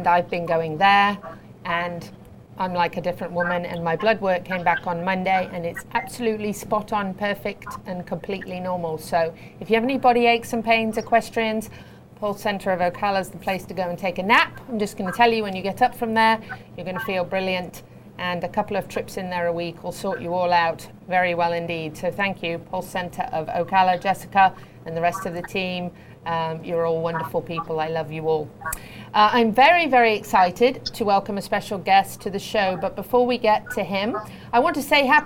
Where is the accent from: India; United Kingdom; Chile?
United Kingdom; I'm a Brit, but I'm a patriot